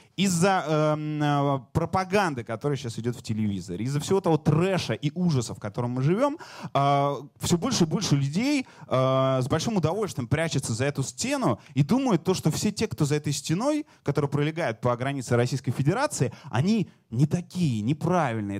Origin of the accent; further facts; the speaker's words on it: Ukraine; Я сам украинец